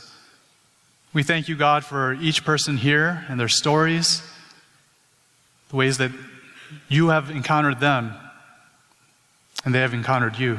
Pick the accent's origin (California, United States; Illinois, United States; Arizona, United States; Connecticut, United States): Illinois, United States; Chicago; I was born and raised in Chicago, Illinois, in the United States